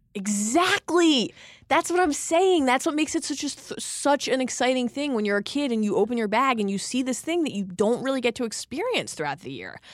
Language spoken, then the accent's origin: English; Maryland, United States; growing up in Maryland